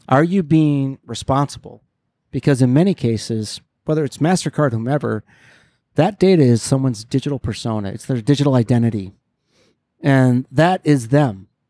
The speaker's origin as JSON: {"language": "English", "town": "Detroit", "region": "Michigan", "country": "United States", "tie": "born or raised there", "moved": "yes", "said": "Detroit, my hometown"}